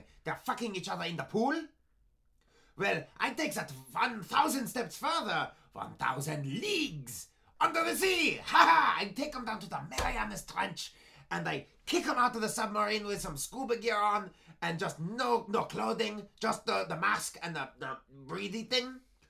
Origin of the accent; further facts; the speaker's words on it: East Berlin, Berlin, Germany; I am from East Berlin, yes.